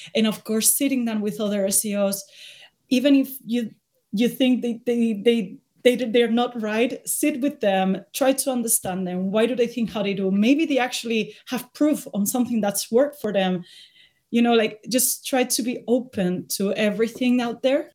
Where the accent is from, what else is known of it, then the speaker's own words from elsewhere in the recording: Spain; moved away as an adult; I'm from Spain, uh, but I've been living abroad for the last ten years. I just came back because of the pandemic